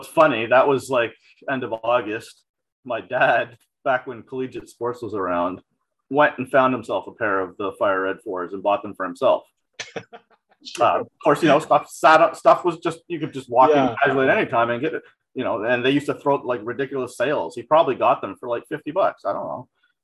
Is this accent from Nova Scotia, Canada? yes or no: no; Toronto, Ontario, Canada; I grew up in North York in the Toronto area